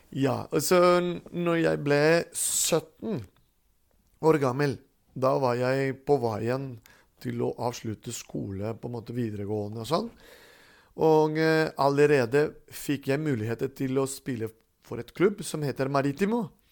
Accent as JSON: {"language": "Norwegian", "town": "Caracas", "region": "Capital District", "country": "Venezuela", "tie": "born or raised there", "moved": "yes", "lives_now": "Stathelle, Norway", "said": "da ble jeg født i Caracas, Venezuela"}